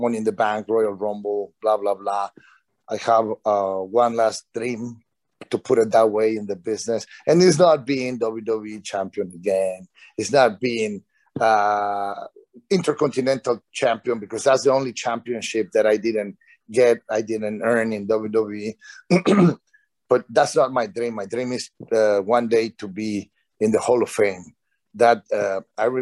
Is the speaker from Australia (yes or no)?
no; Mexico; moved away; in Mexico, in my hometown